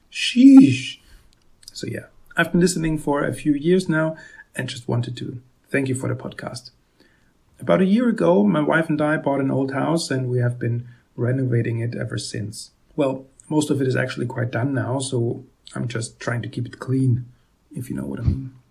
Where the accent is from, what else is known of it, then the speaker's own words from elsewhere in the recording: Vienna, Austria; now in Germany; born and raised in Vienna, and right now I live in a tiny town in Germany with my wife and daughter.